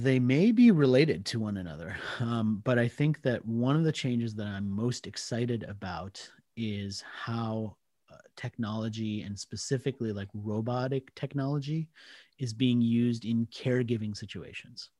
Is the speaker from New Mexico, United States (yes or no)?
no; Washington, District of Columbia, United States; accent: American; moved away as an adult; also born or lived in India / Australia; I did grow up in the D C area, so, I mean, that's always going to be home from a place point of view.